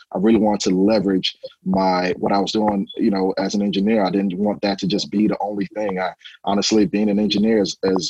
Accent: Houston, Texas, United States; also born or lived in Nigeria; I'm originally from Nigeria, originally born in Nigeria. I came here to Houston when I was 8 years old. So I grew up here in Houston

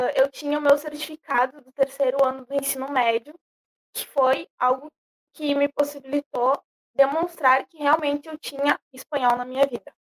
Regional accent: Brazil; eu era brasileira

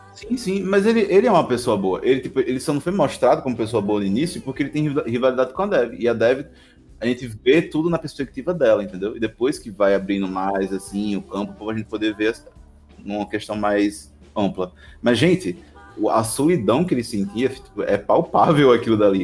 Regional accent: Northeast Region, Brazil; eu sou brasileiro, sou nordestino

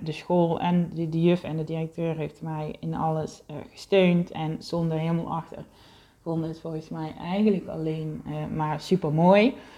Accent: South Limburg, Netherlands; moved away as an adult; now in Heiloo, Netherlands; waar ik het grootste gedeelte van mijn leven eh, gewoond heb, waar ik opgegroeid ben als kind

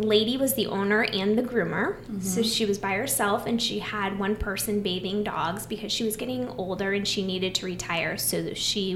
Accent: Iowa, United States; I'm from Iowa, farm girl

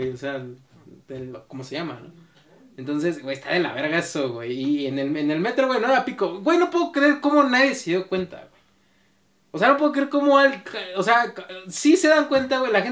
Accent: Mexico City, Mexico; nosotros somos de la Ciudad de México

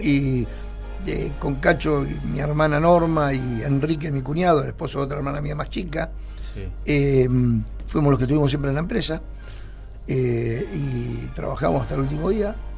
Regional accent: Mar del Plata, Buenos Aires Province, Argentina; nací en Córdoba y San Lorenzo. O sea que me crié ahí.

